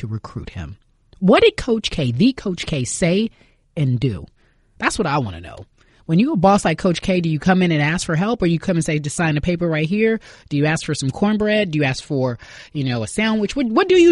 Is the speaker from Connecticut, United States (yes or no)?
no; Los Angeles, California, United States; growing up in Los Angeles